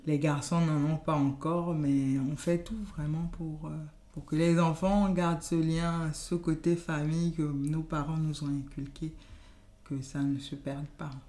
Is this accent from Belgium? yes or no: no; Gabon; first language Yoruba; French is a second language; moved away as an adult; also born or lived in Benin; now in France; Je suis d'origine béninoise et j'ai passé toute mon enfance et adolescence au Gabon. Et je suis en France depuis, on va dire, une quinzaine d'années.